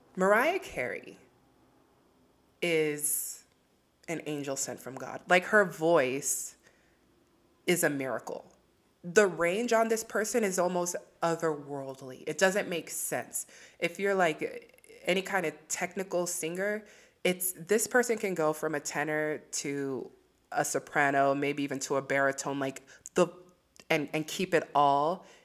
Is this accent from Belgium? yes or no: no; Nigeria; As a Nigerian myself